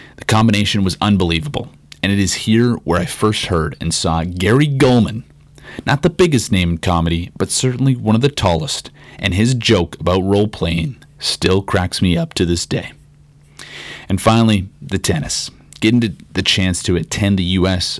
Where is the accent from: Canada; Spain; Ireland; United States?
Canada; Regina, Saskatchewan; growing up in Regina